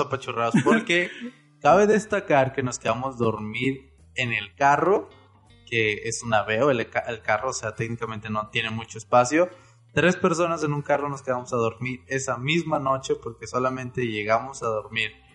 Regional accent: Monterrey, Nuevo León, Mexico; Nosotros somos de Monterrey

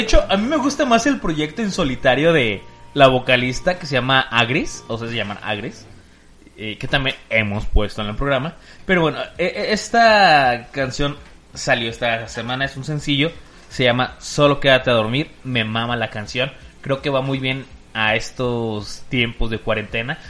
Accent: Mexico City, Mexico; now in Guadalajara, Mexico; Yo soy de, de Ciudad de México

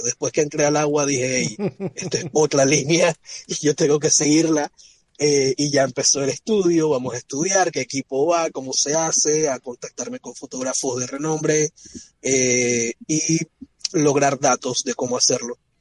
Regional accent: Panama; comencé tomando fotografías para un centro de rescate de vida silvestre en Panamá

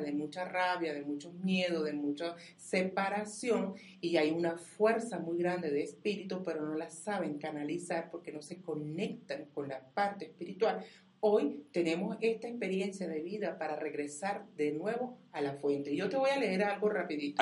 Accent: Venezuela; yo soy venezolana

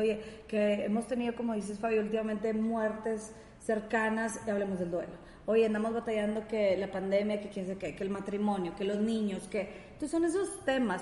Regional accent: Monterrey, Nuevo León, Mexico; accent: regio, norteña; tenemos un acento regio, yo creo que yo también soy muy norteña

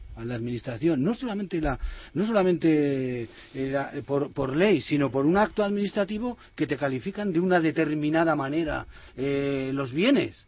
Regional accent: Benavente, Castile and León, Spain; me nacieron en Benavente

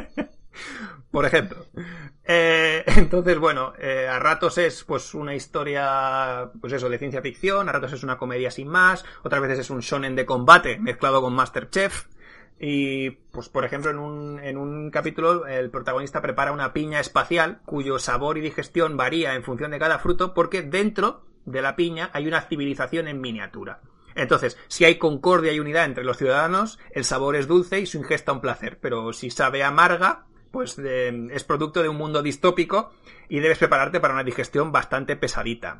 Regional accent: Basque Country, Spain; nosotros, siendo, vasco, tenemos a un carbonero borracho

